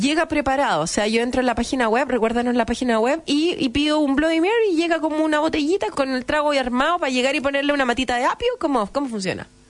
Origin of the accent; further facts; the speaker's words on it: Chile; si somos chilenos